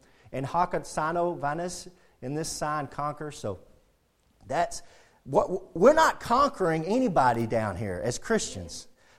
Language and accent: English; United States; We're a Christian first and then we're an American. I'm proud to be an American. And I have a flag. I love being American. And I'm proud to be an American, but I'm a Christian first.